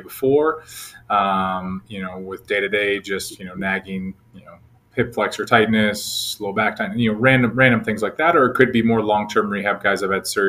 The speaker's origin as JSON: {"language": "English", "region": "Minnesota", "country": "United States", "tie": "born or raised there", "moved": "as an adult", "lives_now": "Dallas, United States", "said": "I grew up back in Minnesota"}